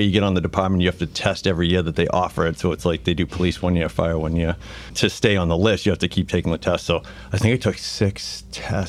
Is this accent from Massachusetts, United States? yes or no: yes; Burlington, Massachusetts, United States; I grew up in Burlington